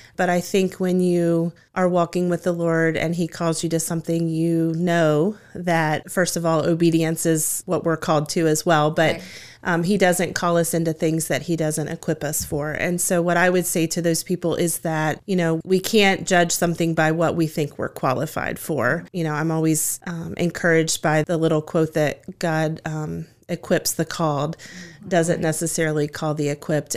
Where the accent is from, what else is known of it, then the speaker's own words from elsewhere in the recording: Woodstock, Virginia, United States; now in Harrisonburg, United States; I grew up in Woodstock in Shenandoah County